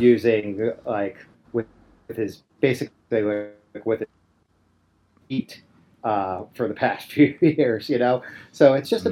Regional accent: Upper Darby, Pennsylvania, United States; I'm from Upper Darby, uh, like, like the Drexel Hill Upper Darby cusp

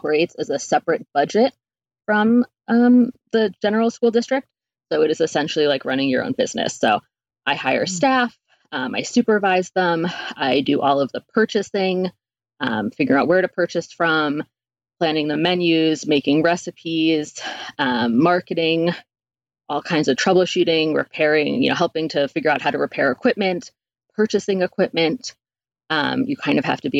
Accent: East Coast, United States; moved away; also born or lived in New York City; I'm from the East Coast originally, and lived in New York City and did that for a number of years.

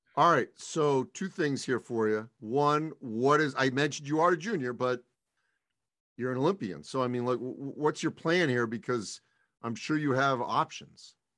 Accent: East Coast, United States; moved away; also born or lived in the American West (Utah); I grew up on the East Coast, lived out west for many years

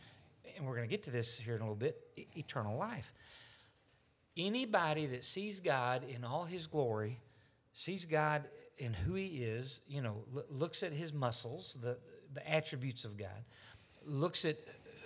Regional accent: United States; especially as an American

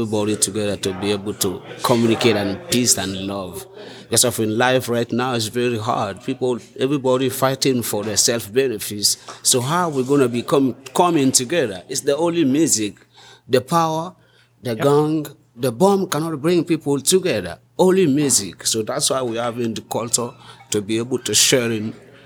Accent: Guinea; English is a second language; now in Vermont, United States; I'm coming from Guinea

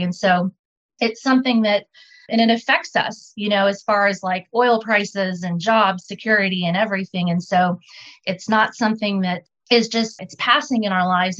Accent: Houston, Texas, United States; I'm a native Houstonian.

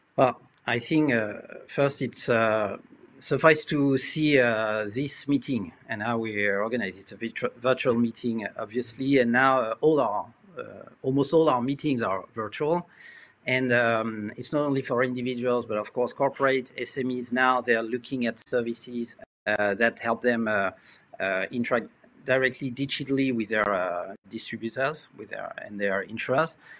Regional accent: France; accent: French; English is a second language; also born or lived in Asia; As you can hear uh, from my accent, I was uh, born and raised in France

